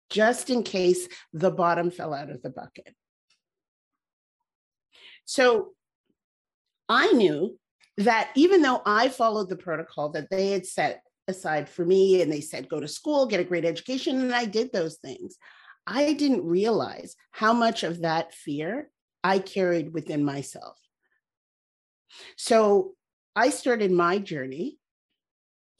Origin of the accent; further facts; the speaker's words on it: Canada; I was born in Canada. My parents emigrated there from Barbados